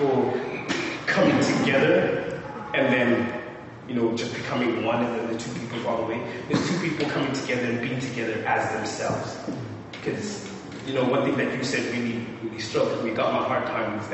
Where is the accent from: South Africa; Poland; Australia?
South Africa; I'm from South Africa